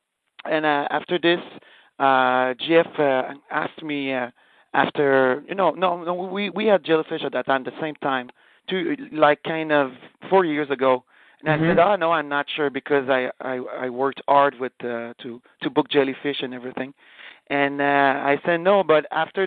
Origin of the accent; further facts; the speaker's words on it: Canada; we are French Canadian